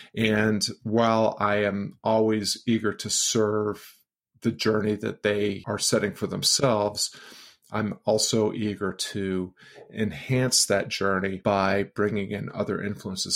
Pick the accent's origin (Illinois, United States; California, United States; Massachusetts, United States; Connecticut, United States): Massachusetts, United States; outside of Boston, then outside of Springfield; I grew up outside of Boston and then outside of Springfield, Massachusetts